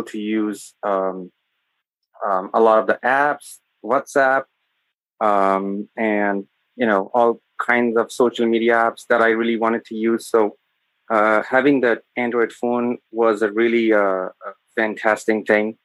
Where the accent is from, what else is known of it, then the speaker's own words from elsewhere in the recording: Sialkot, Punjab, Pakistan; I am from Pakistan